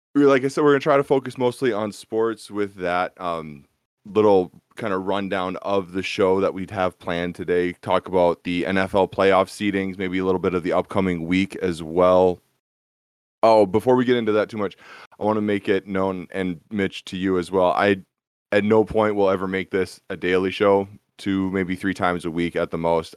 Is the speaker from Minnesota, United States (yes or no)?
yes; Minnesota, United States; Born and raised in Minnesota, Minnesota sports